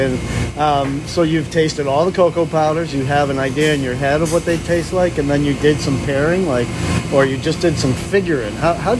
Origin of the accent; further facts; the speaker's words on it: Boston, Massachusetts, United States; moved away as an adult; also born or lived in Chicago; I grew up in Boston. I lived in Chicago for 7 years